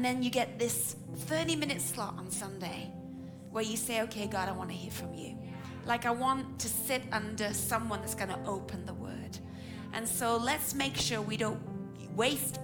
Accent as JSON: {"language": "English", "region": "England", "country": "United Kingdom", "said": "I'm your English auntie"}